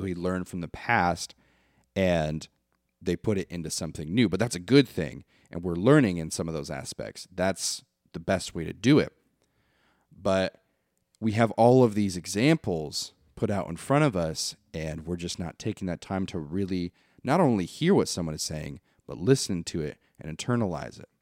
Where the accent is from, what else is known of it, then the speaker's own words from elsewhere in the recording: Michigan, United States; now in Tennessee, United States; I'm from Michigan